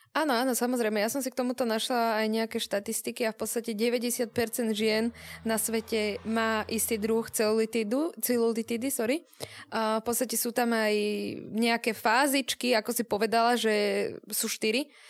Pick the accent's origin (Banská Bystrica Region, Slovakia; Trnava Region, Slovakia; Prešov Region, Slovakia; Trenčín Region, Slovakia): Trnava Region, Slovakia; Trnava; keď sme v Trnave alebo teda keď sme doma na Slovensku